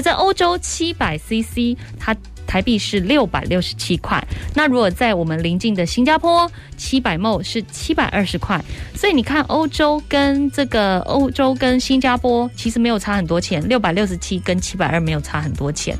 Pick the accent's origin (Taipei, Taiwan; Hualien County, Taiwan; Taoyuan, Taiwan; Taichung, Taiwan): Taichung, Taiwan; Dali and Wufeng; born or raised there